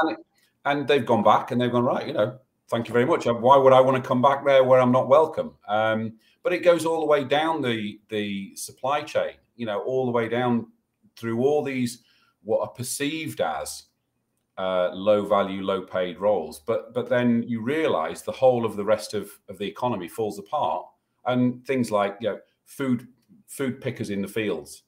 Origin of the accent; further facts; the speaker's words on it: United Kingdom; we're British